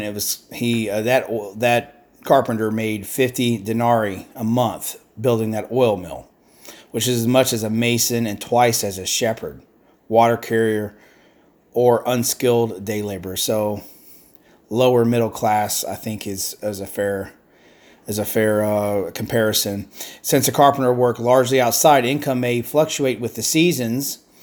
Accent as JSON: {"language": "English", "country": "United States", "said": "I'm an American"}